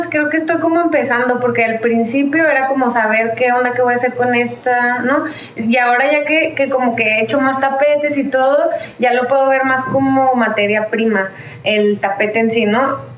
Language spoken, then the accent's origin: Spanish; Chihuahua, Mexico; moved away; also born or lived in Ciudad Juárez; eh, soy de Chihuahua, de Chihuahua, Chihuahua.